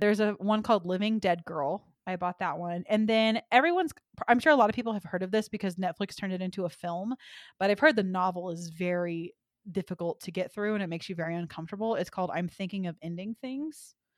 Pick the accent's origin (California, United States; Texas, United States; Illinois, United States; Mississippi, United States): Texas, United States; Dallas; I'm from Dallas, and we had Six Flags over Texas and Arlington, so that's the one that I grew up